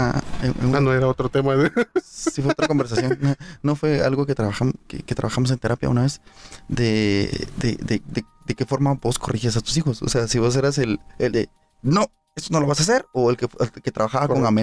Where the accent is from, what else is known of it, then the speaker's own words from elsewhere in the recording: Guatemala; Como buen guatemalteco, todo lo resuelve a pijazos.